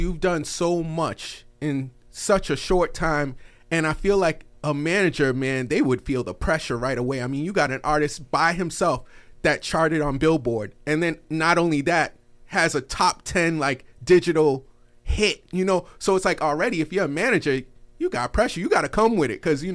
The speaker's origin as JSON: {"language": "English", "town": "Boston", "region": "Massachusetts", "country": "United States", "said": "I'm from the Boston area"}